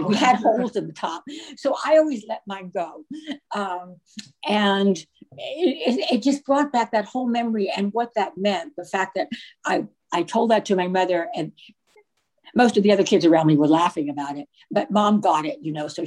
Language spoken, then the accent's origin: English; Virginia, United States; I grew up in Virginia, but my family was from New York